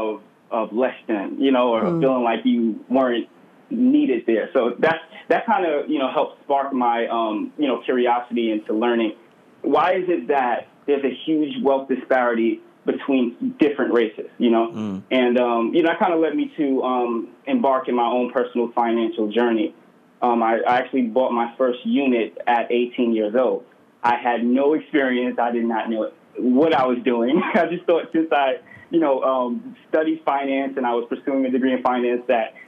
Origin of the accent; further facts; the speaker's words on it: New York City, New York, United States; I was born and raised in Brooklyn, New York.